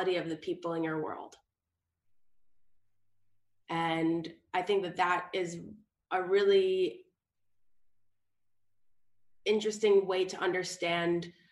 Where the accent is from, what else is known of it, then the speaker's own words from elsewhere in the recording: New York City, New York, United States; I am tuning in from New York City, where I am born and raised in New York City